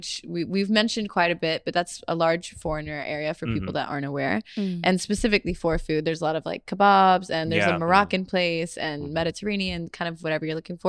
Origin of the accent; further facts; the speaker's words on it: Winston-Salem, Greensboro area, North Carolina, United States; moved away as an adult; also born or lived in Charlotte, North Carolina; now in Seoul, South Korea; where I was particularly from, which was a more rural area. Like, we didn't have any Korean food, for example. Like, in Winston-Salem, Greensboro